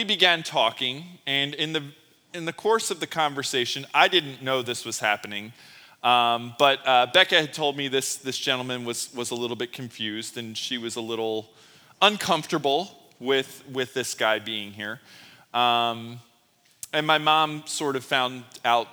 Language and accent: English; Philadelphia, Pennsylvania, United States; growing up in Philly and Sesame Place being right in my backyard